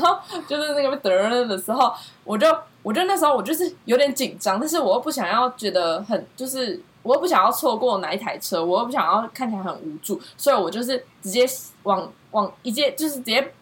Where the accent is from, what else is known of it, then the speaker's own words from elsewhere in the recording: Taichung, Taiwan; 台中就是，因为我从小就在这边长大，所以我也没有什么好适应不适应